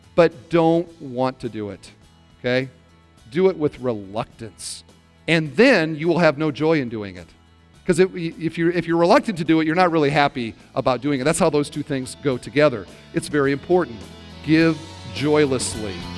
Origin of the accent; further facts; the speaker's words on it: Iowa, United States; now in Indiana, United States; I grew up in Iowa